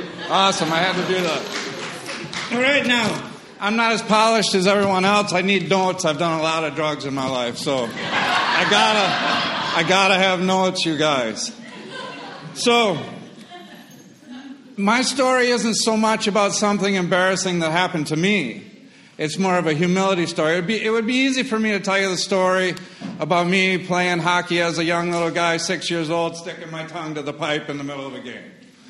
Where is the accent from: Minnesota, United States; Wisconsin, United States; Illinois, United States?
Wisconsin, United States; moved away as an adult; also born or lived in Appleton, Wisconsin / Cincinnati / northern Kentucky; I grew up in Wisconsin